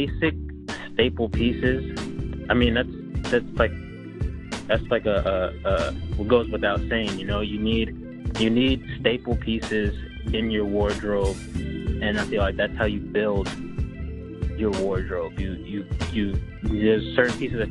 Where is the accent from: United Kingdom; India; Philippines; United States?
United States; New York; moved away as an adult; I kind of wanted to make sure people knew I was from New York without actually having to tell them I was from New York